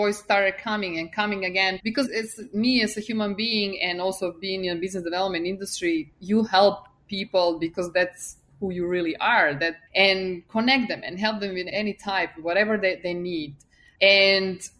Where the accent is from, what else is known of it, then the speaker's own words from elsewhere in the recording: Serbia; English is a second language; moved away as an adult; now in United States; I left hometown to finish university. And then I moved from Serbia to US